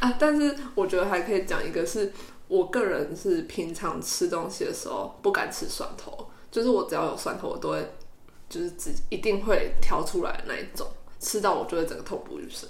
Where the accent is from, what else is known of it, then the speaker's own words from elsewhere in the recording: Kaohsiung, Taiwan; 因为我是高雄人